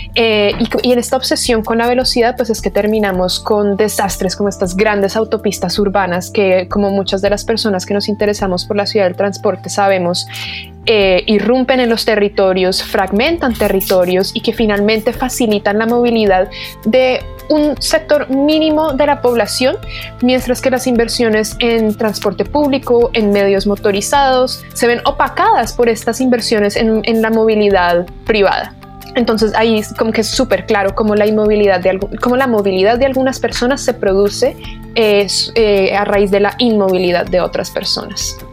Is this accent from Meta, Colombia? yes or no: no; Bogotá, Colombia; moved away as an adult; also born or lived in England; now in Santiago, Chile; Bogotá, que es de donde yo soy, o como Santiago, que es donde estoy ahora